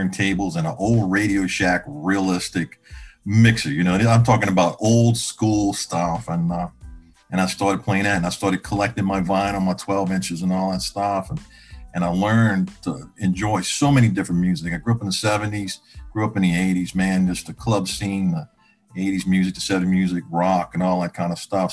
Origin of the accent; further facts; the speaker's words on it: Chalmette, Louisiana, United States; I'm from the New Orleans metro area, small town right outside of New Orleans, about 5 minutes, called Chalmette, Louisiana, down in the parish